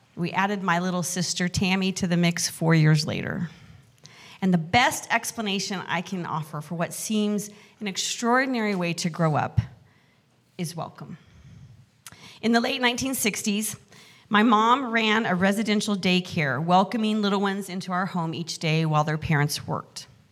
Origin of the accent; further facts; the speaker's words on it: Mountain West, United States; moved away; also born or lived in Excelsior Springs, Missouri / Casper, Wyoming; I grew up in the Mountain West